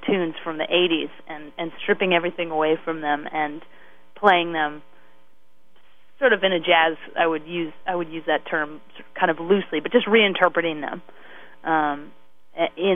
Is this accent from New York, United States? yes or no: no; Wilmington, Delaware, United States; also born or lived in Chadds Ford, Pennsylvania; now in Canada; I grew up in Wilmington, Delaware / Chads Ford, Pennsylvania.